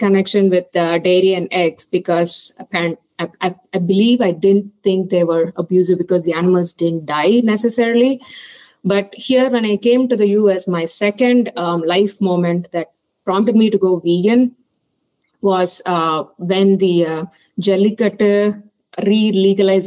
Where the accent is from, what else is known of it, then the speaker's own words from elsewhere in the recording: Chennai, Tamil Nadu, India; moved away as an adult; now in Indiana, United States; I'm originally from Chennai, South India. Did my schooling there